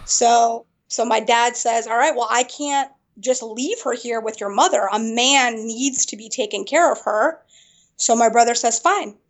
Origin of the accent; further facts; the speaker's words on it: Springfield, Virginia, United States; also born or lived in Afghanistan / Peshawar, Pakistan; I grew up in Northern Virginia, right around the Springfield, Burke area